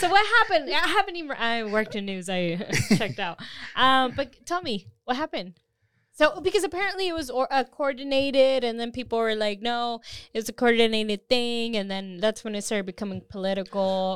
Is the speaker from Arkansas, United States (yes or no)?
no; Austin, Texas, United States; I grew up in Austin